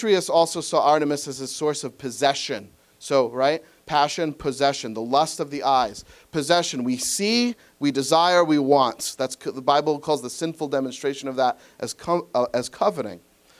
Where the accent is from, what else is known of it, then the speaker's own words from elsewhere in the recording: New England, United States; I'm from New England.